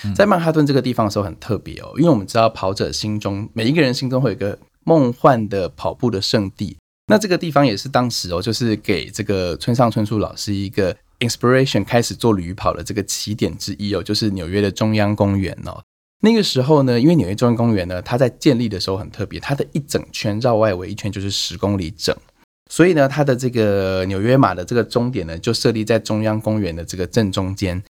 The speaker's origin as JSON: {"language": "Chinese", "country": "Taiwan", "said": "我身为一个台湾人"}